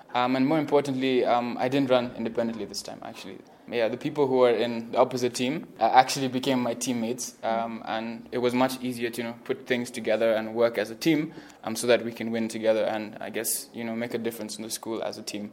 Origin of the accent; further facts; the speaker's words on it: Mombasa, Mombasa County, Kenya; moved away as an adult; now in Nairobi, Kenya; I'm originally from Mombasa